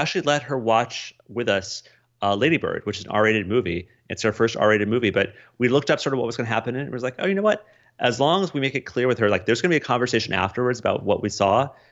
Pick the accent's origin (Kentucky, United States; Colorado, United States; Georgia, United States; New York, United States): Colorado, United States; moved away as an adult; also born or lived in Des Moines, Iowa; growing up in Colorado